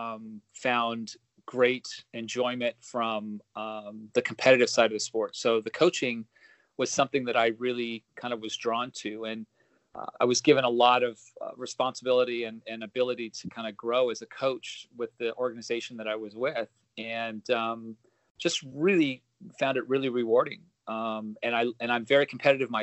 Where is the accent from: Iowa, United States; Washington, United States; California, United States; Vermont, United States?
California, United States; Los Angeles; also born or lived in Oregon; Grew up in Southern California in the San Fernando Valley, Woodland Hills